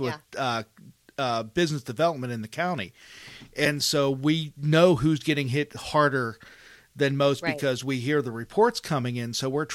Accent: Mars, Pennsylvania, United States; I grew up in the Cranberry-Wexford area. I grew up in Mars, Pennsylvania.

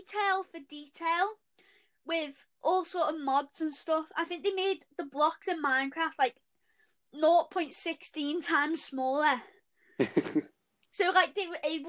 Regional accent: Liverpool, North West England, United Kingdom; accent: Scouse; Don't know if you can tell by our accents yet, but yes, we are from Liverpool.

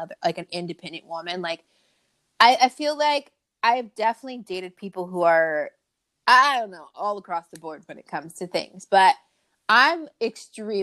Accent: Long Beach, California, United States; I grew up in Long Beach. I grew up kind of in the hood

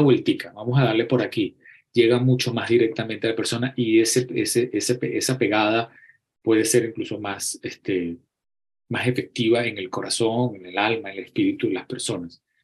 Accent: Acarigua, Portuguesa, Venezuela; moved away as an adult; also born or lived in Barquisimeto, Venezuela; Yo nací en Acarigua

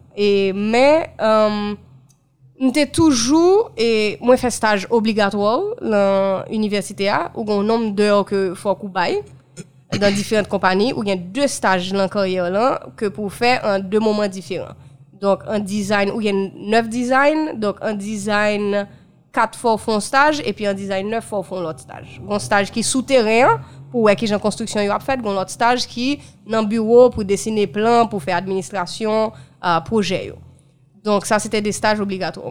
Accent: Haiti; en tant que haïtienne

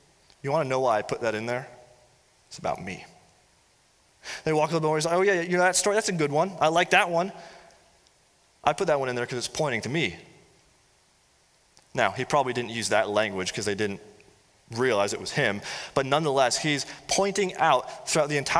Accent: United States; I'm associating myself as an American

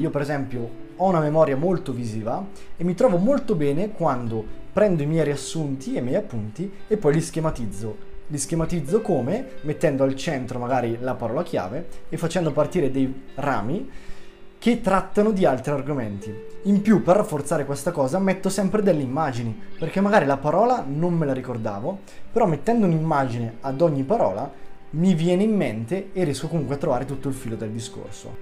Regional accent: Bergamo, Lombardy, Italy; accent: Bergamo; vado all'Università di Bergamo, che è la mia città se non si fosse sentito dall'accento

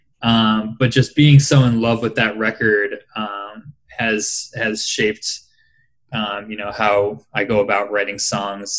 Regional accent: Rhode Island, United States; I grew up in Rhode Island

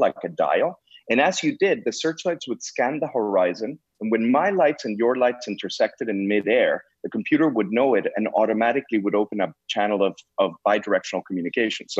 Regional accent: Mexico; also born or lived in Canada

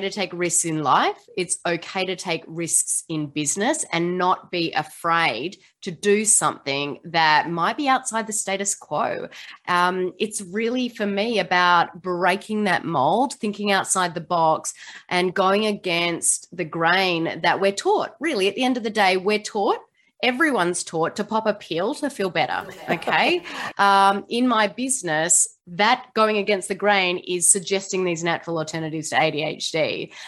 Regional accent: Australia; now in Seattle, United States; I don't sound like I'm from the US. I am from Australia, but I do live in Seattle, Washington, um, in the US

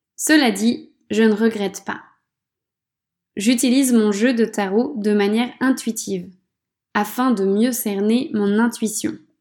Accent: France; Quand je suis chez moi, en France

